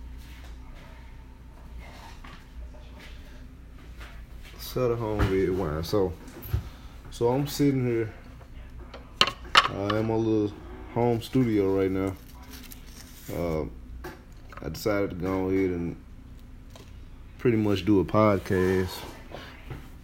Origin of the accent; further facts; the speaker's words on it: St. Louis, Missouri, United States; my hometown, St. Louis, Missouri